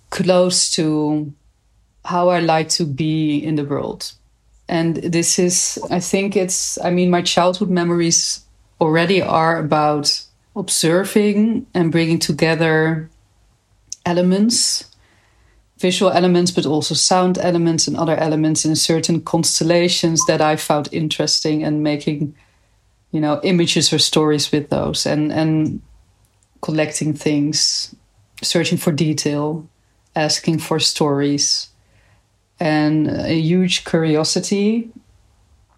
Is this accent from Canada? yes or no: no; Nijmegen, Gelderland, Netherlands; I'm from Nijmegen.